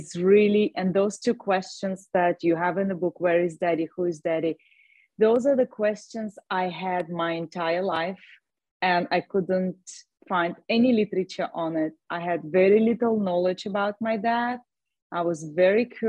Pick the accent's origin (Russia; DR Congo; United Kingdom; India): Russia; moved away as an adult; also born or lived in Ireland / California; now in Austin, United States; I was born in Russia. When I was 19, I moved to Ireland